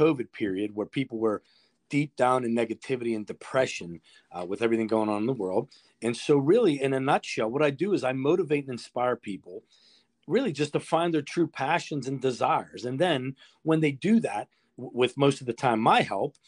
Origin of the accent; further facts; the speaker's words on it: Pittsburgh, Pennsylvania, United States; born and raised in Bloomfield in Pittsburgh's Little Italy